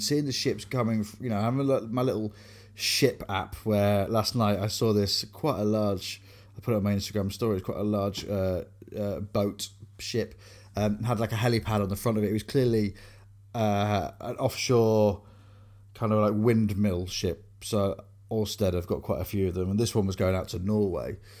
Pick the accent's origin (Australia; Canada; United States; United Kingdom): United Kingdom; Grimsby, Yorkshire and the Humber; I grew up on Columbia, a road called Columbia Road in Grimsby